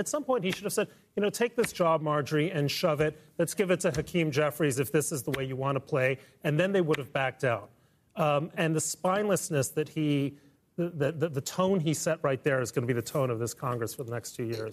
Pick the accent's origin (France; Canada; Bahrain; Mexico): Mexico; Mexico City; moved away; I grew up in Mexico City. My father was from Mexico.